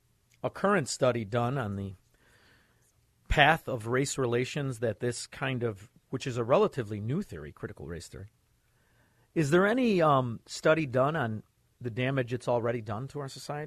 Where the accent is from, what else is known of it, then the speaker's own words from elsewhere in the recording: Chicago, Illinois, United States; I'm from Chicago, Illinois, and we are the nucleus of Democrat failure and corruption.